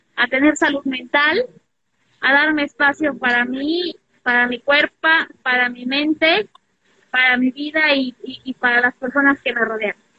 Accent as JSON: {"language": "Spanish", "region": "Puebla", "country": "Mexico", "tie": "born or raised there", "moved": "yes", "lives_now": "Mexico City, Mexico", "said": "yo soy poblana, soy una mujer poblana"}